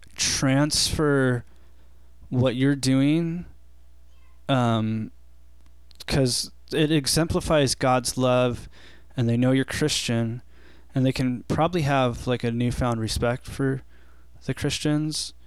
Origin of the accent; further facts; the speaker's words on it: Big Bear, California, United States; I grew up in Big Bear